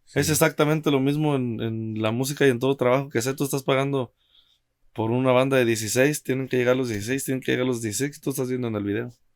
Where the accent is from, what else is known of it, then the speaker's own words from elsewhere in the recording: Mexico; moved away; also born or lived in Cancún; uno como mexicano